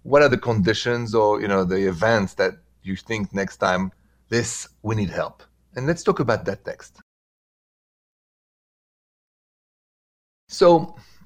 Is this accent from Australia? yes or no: no; France; accent: French; English is a second language; moved away as an adult; That's where I'm from. And I've been here for 22 years.